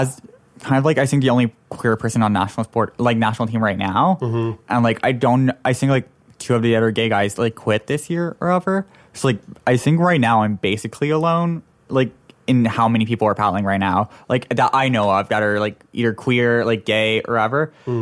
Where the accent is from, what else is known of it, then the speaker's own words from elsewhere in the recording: Toronto, Ontario, Canada; moved away; I'm originally from Toronto